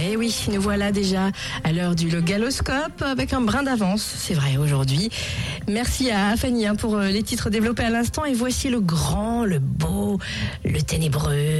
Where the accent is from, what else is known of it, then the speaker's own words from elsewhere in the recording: France; chez nous, en France